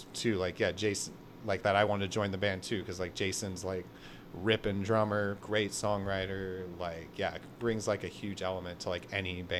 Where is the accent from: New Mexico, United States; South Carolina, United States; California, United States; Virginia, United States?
California, United States; Goleta; growing up in Goleta